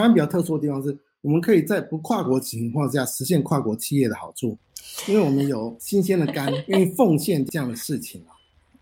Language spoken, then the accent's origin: Chinese; Taiwan; now in Canada; 我们台湾人